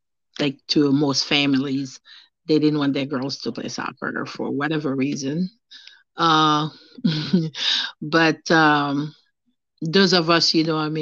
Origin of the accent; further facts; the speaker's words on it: Haiti; now in United States; I grew up in Haiti, and the time that I grew up, there was no other sports except for soccer